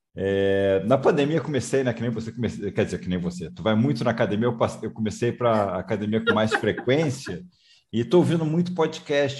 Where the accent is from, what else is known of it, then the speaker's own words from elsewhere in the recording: Rio de Janeiro, Brazil; moved away; Eu também sou é... carioca, estou morando fora do Rio de Janeiro, mas sou carioca